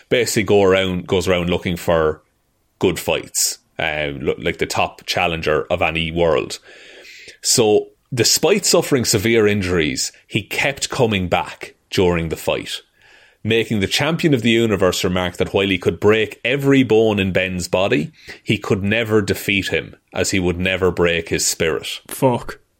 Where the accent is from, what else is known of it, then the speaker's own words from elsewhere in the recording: Ireland; As two Irish men